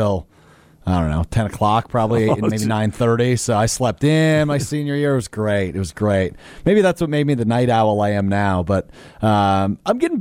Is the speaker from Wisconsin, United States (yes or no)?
yes; Green Bay, Wisconsin, United States; born or raised there; now in Madison, United States